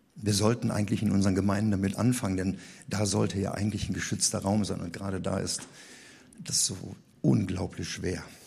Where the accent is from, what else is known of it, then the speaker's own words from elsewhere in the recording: Rhineland, Germany; Bei uns im Rheinland